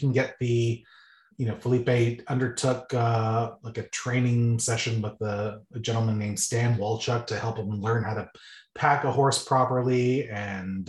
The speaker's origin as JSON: {"language": "English", "town": "Caledon", "region": "Ontario", "country": "Canada", "tie": "born or raised there", "said": "we grew up in Caledon, East Ontario together"}